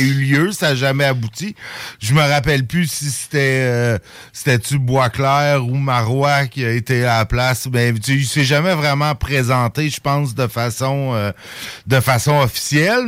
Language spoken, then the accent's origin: French; Saint-Jérôme, Quebec, Canada; now in Lévis, Canada; Ma ville natale de Saint-Jérôme